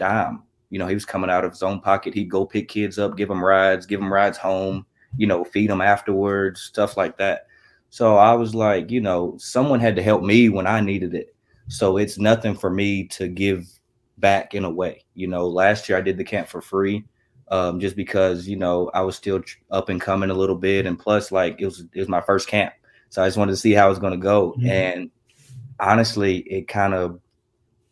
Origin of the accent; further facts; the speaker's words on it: Russellville, Kentucky, United States; I'm from Russellville, Kentucky